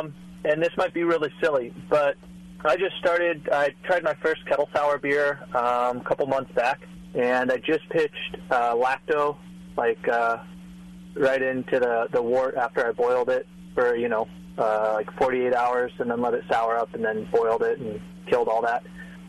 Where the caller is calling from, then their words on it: Burbank, California, United States; I'm calling from Burbank.